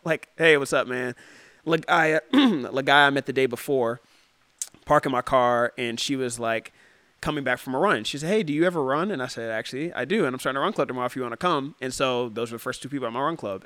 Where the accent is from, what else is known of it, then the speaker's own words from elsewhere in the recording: Cincinnati, Ohio, United States; moved away as an adult; also born or lived in Detroit, Michigan; now in San Diego, United States; I grew up in the Midwest and it's very cold in the Midwest